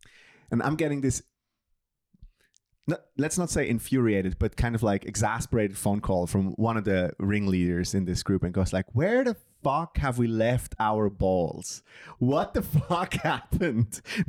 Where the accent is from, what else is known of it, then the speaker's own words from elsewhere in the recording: Bern, Switzerland; And I'm from Bern. So we decided, like, let's go to Chris's hometown.